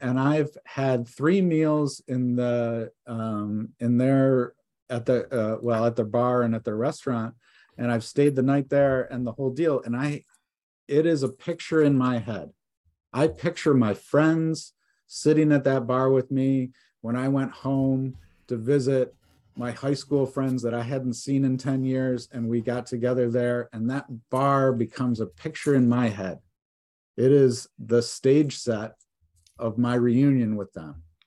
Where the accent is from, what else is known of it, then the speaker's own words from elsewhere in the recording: Detroit, Michigan, United States; moved away as an adult; also born or lived in New York City; now in Vermont, United States; I am from Michigan. I grew up s, out, right outside of Detroit